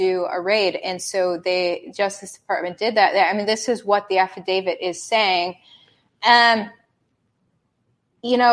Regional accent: the North, United States; I'm a hardcore Yankee. I'm from the North

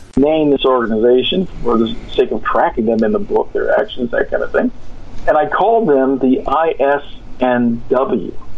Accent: California, United States; moved away; I'm from California. It's, I don't live there now

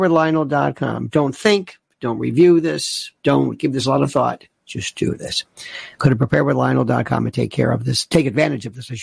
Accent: United States; I'm an American, and I oftentimes find problems with my country.

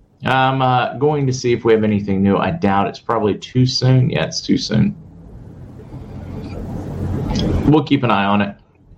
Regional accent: Canada; I'm Canadian, and that doesn't upset me at all.

